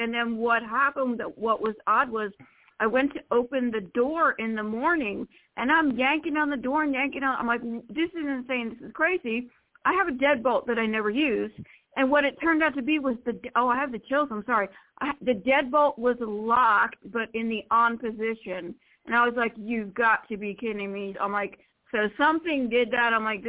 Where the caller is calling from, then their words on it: Florida, United States; from Florida.